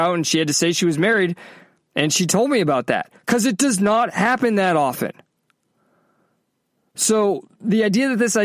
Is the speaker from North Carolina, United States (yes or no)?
no; Massachusetts, United States; also born or lived in Clemson, South Carolina / California; now in Florida, United States; I grew up in Massachusetts, I was in Clemson, I was in California.